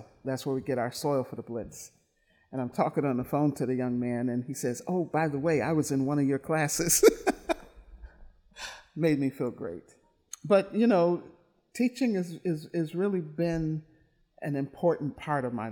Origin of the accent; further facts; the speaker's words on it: Milwaukee, Wisconsin, United States; I grew up in Milwaukee, born and raised